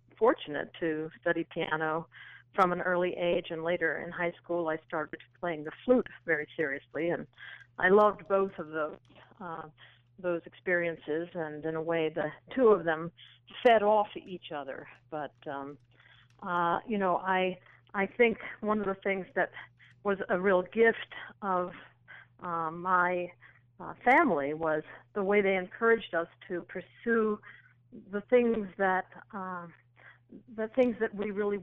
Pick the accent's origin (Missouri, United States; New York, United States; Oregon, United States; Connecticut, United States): Connecticut, United States; a little town near New London; I actually was born in New London, Connecticut, because that's where the Lawrence and Memorial Hospital was located. I grew up in a little town about 15 minutes south of there called Old